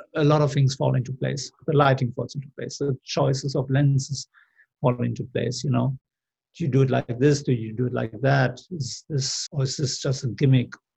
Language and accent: English; Germany; moved away as an adult; also born or lived in Seville, Spain / London, United Kingdom; I grew up in Germany